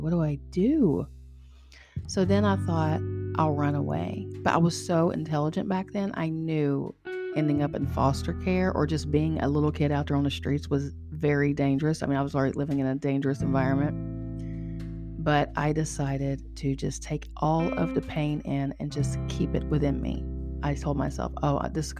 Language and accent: English; Charleston, West Virginia, United States; I'm from Charleston, West Virginia